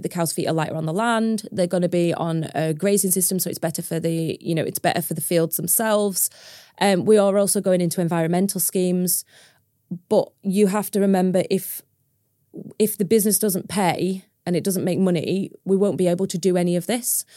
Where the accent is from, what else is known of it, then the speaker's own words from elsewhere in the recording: Preston, North West England, United Kingdom; moved away as an adult; now in Cumbria, United Kingdom; I'm from Preston originally. I'm not from a farming background. I'm from a city. I went to a huge school.